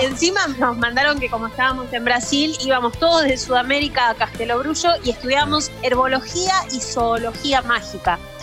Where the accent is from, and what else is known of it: Argentina